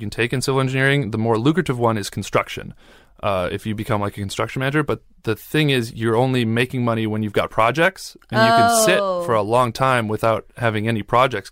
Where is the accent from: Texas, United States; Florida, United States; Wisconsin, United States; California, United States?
Wisconsin, United States; I grew up pretty well in Wisconsin